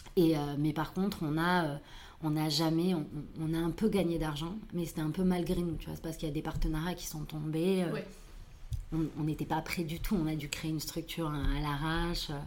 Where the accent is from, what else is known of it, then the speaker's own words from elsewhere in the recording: Toulouse, Occitania, France; je suis née à Toulouse